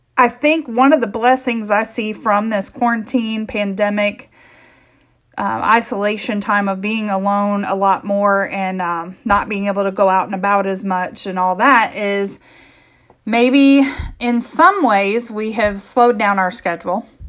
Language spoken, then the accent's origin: English; Midwest, United States; I grew up in the Midwest